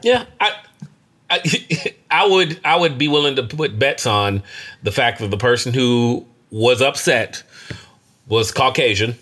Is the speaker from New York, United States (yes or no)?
no; Kentucky, United States; I'm from Kentucky